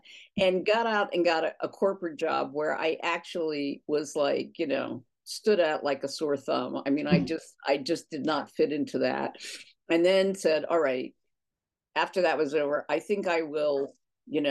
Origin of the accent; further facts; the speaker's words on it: near Drexel Hill, Pennsylvania, United States; I grew up closer to Drexel Hill, and a suburban girl